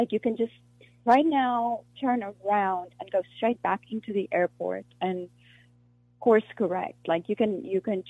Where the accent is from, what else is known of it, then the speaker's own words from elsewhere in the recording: South Africa; first language Afrikaans; English is a second language; moved away as an adult; now in United States; I'm from South Africa